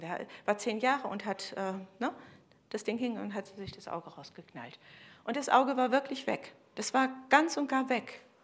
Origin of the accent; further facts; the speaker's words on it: Germany; bei uns in Deutschland